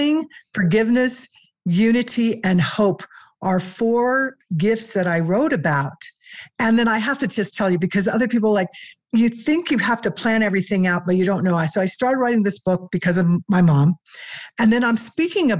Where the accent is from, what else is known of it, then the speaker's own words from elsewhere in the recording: Missouri, United States; now in Colorado, United States; I grew up in Missouri, but live in Colorado now